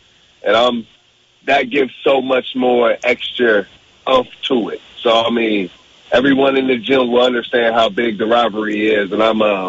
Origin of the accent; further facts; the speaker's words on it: Fort Wayne, Indiana, United States; growing up in Indiana and playing for Purdue.